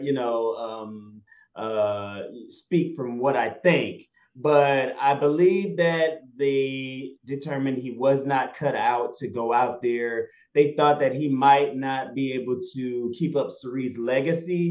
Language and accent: English; Atlanta, Georgia, United States; I was from Atlanta